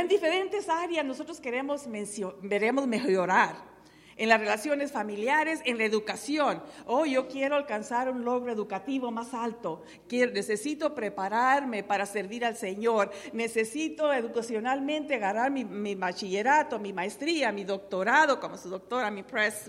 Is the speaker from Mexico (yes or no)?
yes; Tepehuanes, Durango, Mexico; now in United States; en mi pueblo natal, en Carreras Tepehuanes, Durango, México